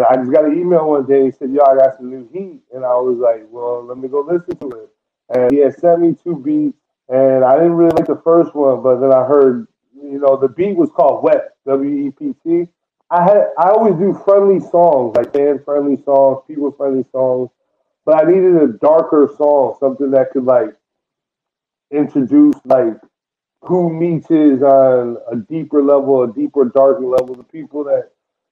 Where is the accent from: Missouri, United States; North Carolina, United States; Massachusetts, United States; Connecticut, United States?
Connecticut, United States; Norwich; I come from Norwich, Connecticut